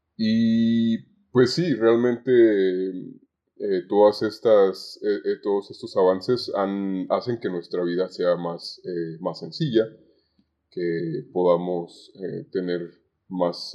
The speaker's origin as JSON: {"language": "Spanish", "town": "Zamora", "region": "Michoacán", "country": "Mexico", "tie": "born or raised there", "moved": "yes", "lives_now": "Guadalajara, Mexico", "said": "yo no soy originario de Guadalajara, vivo en Guadalajara, pero soy originario de, de Zamora, Michoacán"}